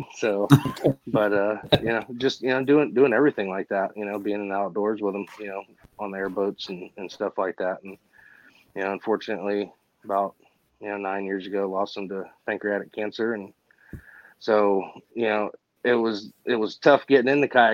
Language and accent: English; Homestead, Florida, United States; also born or lived in Miami, Florida; growing up in South Florida, I was born in Miami, lived in Homestead.